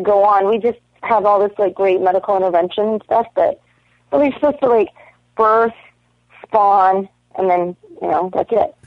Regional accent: Toronto, Ontario, Canada; I'm from Toronto

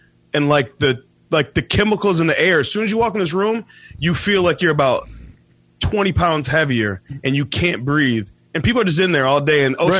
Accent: Detroit, Michigan, United States; I'm from Detroit.

